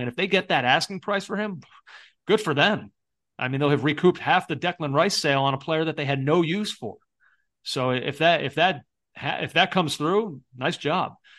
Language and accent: English; United States; as an American fan